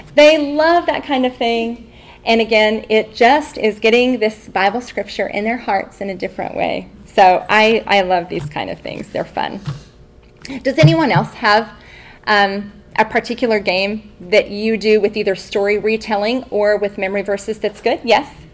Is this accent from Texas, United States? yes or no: yes; Texas, United States; now in Albuquerque, United States; I'm from Texas